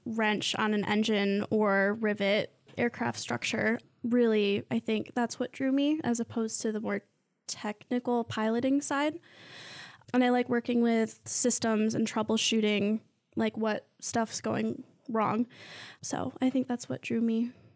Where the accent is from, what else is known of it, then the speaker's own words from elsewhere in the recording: Mason, Michigan, United States; I'm from Mason